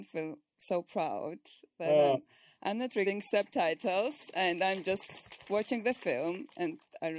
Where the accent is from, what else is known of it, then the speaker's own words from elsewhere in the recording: Georgia; Hi, I'm from Georgia